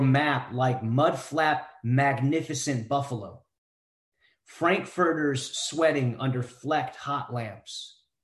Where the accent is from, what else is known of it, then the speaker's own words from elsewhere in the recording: Cleveland, Ohio, United States; also born or lived in India; now in Columbus, United States; been a uh, Clevelander for for most of my life